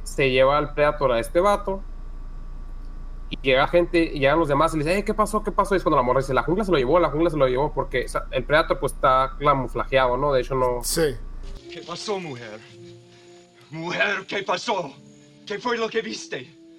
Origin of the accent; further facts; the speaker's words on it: Mexico; Somos mexicanos